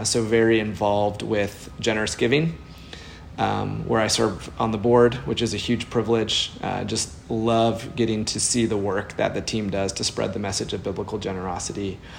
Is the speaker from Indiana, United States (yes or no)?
yes; Indianapolis, Indiana, United States; also born or lived in Chicago / Boston; now in Nashville, United States; I grew up in Indianapolis.